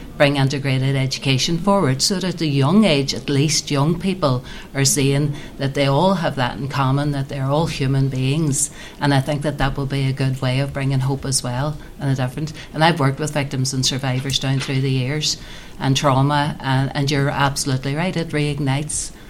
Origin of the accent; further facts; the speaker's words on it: Derry, Northern Ireland, United Kingdom; I was born and bred in Derry. I live outside of the town now.